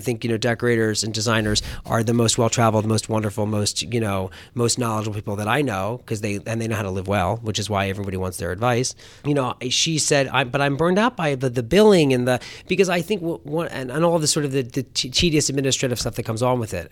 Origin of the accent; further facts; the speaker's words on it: Philadelphia, Pennsylvania, United States; I grew up on, uh, on the main line of Philadelphia